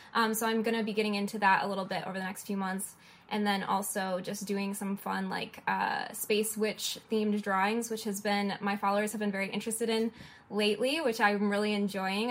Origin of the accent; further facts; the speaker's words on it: Detroit, Michigan, United States; moved away as an adult; also born or lived in an island (unnamed); I'm from Detroit, and in Detroit, I was doing a lot of in person events and gallery shows